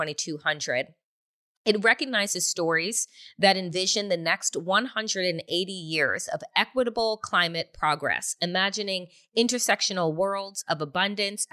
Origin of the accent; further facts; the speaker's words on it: Long Island, New York, United States; while I was growing up on Long Island